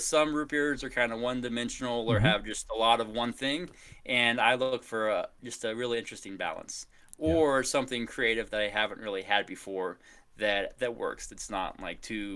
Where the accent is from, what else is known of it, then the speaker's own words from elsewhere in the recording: Kansas City, United States; also born or lived in Boston / Washington, D.C.; now in Austin, United States; Grew up in Kansas City, then spent some time in Boston, Washington, D.C.